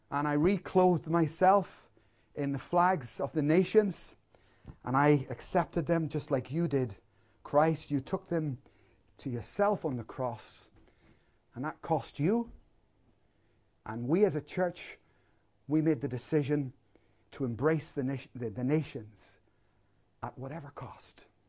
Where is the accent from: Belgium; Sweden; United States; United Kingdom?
United Kingdom; Northern Ireland; I grew up in Northern Ireland in a war zone